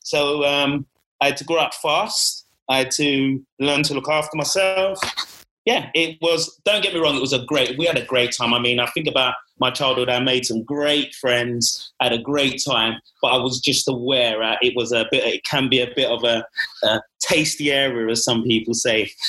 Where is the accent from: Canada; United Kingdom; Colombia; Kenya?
United Kingdom; London; born and bred in East London